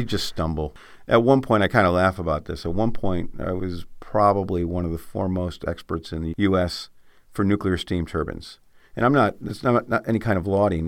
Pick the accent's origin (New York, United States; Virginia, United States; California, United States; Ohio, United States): New York, United States; Adirondacks; I grew up in the Adirondacks